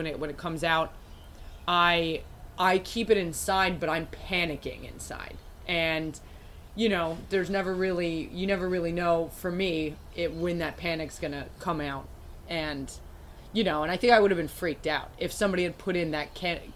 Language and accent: English; United States; I'm American